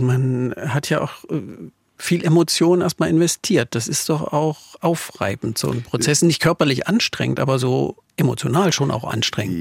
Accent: Saxony, Germany; accent: Saxon; meine sächsisch geprägten Ohren

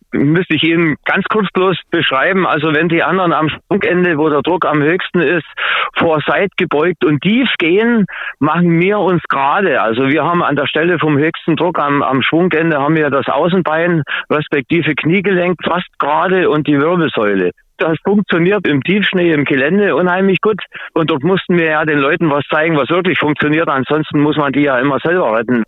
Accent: Saxony, Germany; bei uns in Sachsen

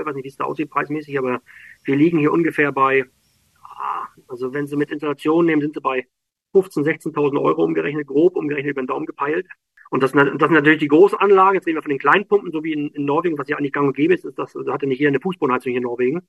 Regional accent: Schwerin, Mecklenburg-Vorpommern, Germany; moved away as an adult; now in Norway; also ich komme aus Schwerin, ich bin gebürtiger Schweriner

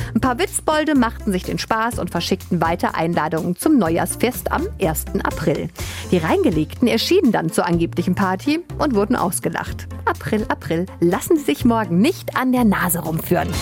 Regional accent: Germany; hier bei uns in Deutschland

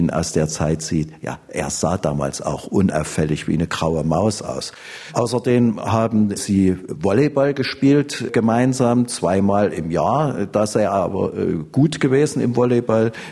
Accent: Leipzig, Saxony, Germany; Ich bin kein Dresdner. Ich wusste es nicht. Wahrscheinlich wussten das einige Dresdner, andere nicht. Da, da, da, kann ich nur spekulieren. Ich bin aus Leipzig.

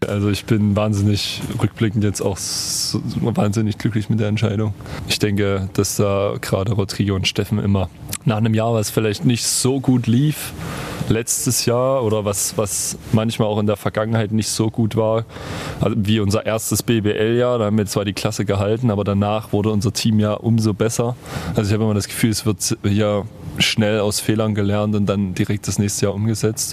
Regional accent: Chemnitz, Saxony, Germany; mit meiner Heimatstadt

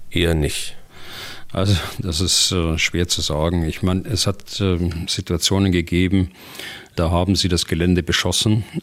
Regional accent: Hannover, Lower Saxony, Germany; Ich komme aus der Region Hannover.

